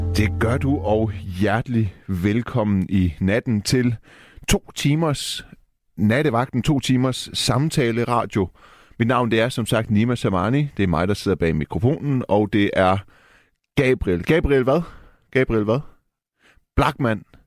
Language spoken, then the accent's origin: Danish; Denmark; Jeg er jo født og opvokset i Danmark